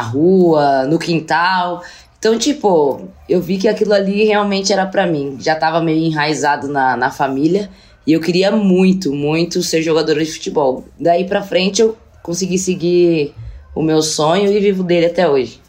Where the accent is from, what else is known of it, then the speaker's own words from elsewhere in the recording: Brazil; also born or lived in Russia; como brasileira, ser a única mulher preta do time